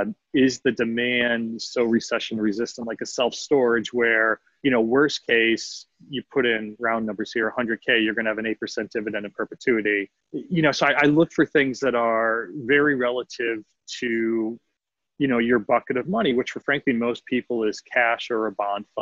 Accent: Northeast, United States; I grew up in the Northeast and was all big company, one of which was GE Capital.

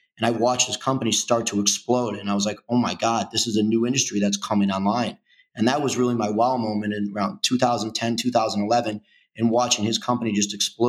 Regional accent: Chicago, Illinois, United States; also born or lived in Kansas; Growing up in Chicago, it's been great. You know, I was born and raised in Chicago, grew up in the northern suburbs, and I now reside in the city where I have for the last 10 years.

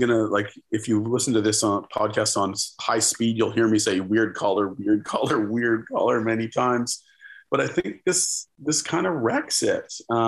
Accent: Ontario, Canada; I'm from Ontario. I've never seen a tree.

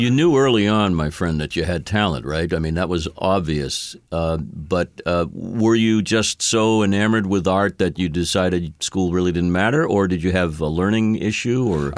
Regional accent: Boston, Massachusetts, United States; I'm a Bostonian

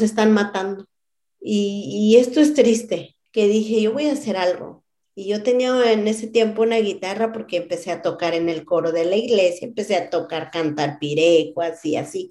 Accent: Cheranástico, Michoacán, Mexico; first language Purépecha; Spanish is a second language; moved away as an adult; also born or lived in West Chicago, Illinois; now in Chicago, United States; Yo soy de Cheranástico, municipio de Paracho, Michoacán

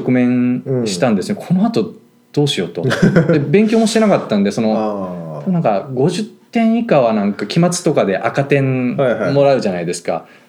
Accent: Fukushima, Japan; moved away as an adult; now in United States; 福島で生まれて福島で育って、うん、で福島の高校を卒業して

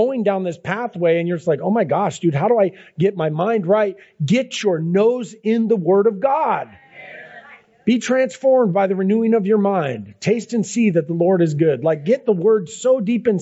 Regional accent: Seattle, Washington, United States; I grew up in Ballard

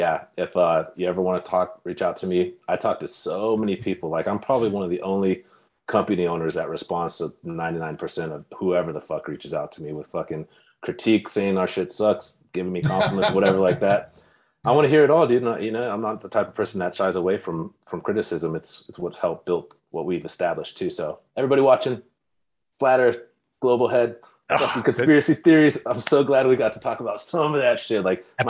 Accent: Bakersfield, California, United States; moved away; My hometown, Bakersfield, California.

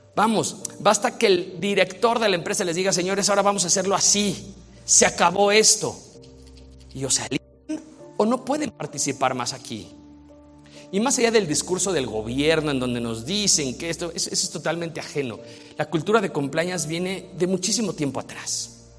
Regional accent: Mexico; yo soy mexicano

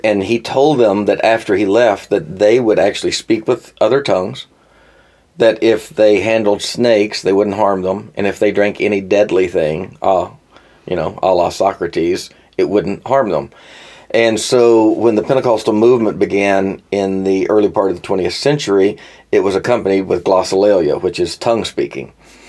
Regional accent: Arkansas, United States; moved away as an adult; now in Nashville, United States; I grew up in Arkansas.

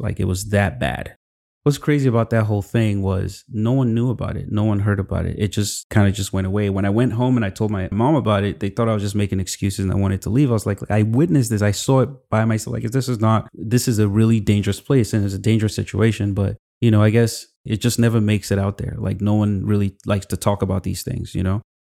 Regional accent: Kaduna, Kaduna State, Nigeria; moved away as an adult; also born or lived in Zaria / Lagos; now in United States; I grew up in Kaduna, um, with my sisters

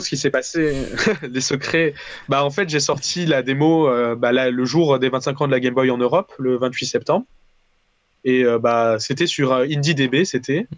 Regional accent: Valence, Auvergne-Rhône-Alpes, France; moved away as an adult; also born or lived in Paris; je viens de Valence à la base, donc dans le sud de, de, la France

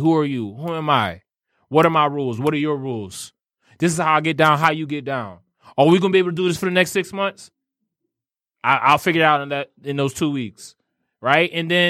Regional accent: New Orleans, Louisiana, United States; I tell everybody not to dance because I'm from New Orleans.

